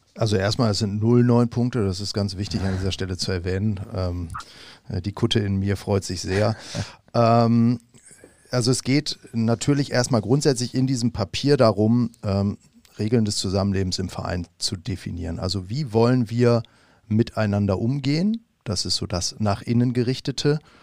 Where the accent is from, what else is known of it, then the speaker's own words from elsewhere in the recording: Munich, Bavaria, Germany; moved away; ich bin tatsächlich aufgewachsen in München